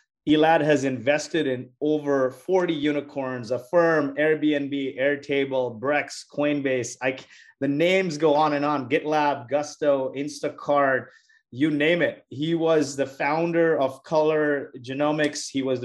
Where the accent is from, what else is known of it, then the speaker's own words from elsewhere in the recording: Montreal, Quebec, Canada; now in San Francisco, United States; from Montreal. I'm tuning in from San Francisco.